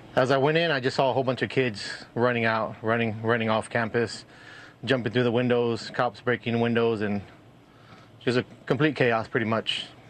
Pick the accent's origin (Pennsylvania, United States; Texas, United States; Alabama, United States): Texas, United States; Uvalde; I've been born and raised in Uvalde for forty-two, going on forty-two years.